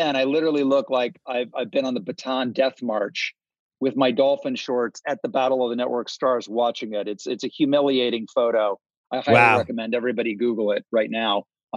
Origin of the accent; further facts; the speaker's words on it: Ohio, United States; moved away; also born or lived in Malibu, California; I was from Ohio